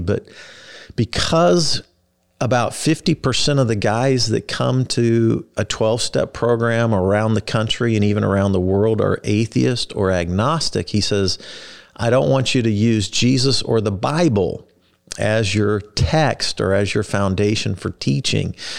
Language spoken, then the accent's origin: English; Kansas City, United States; also born or lived in Wichita, Kansas / Texas; I was born in Wichita, Kansas, grew up in Kansas City.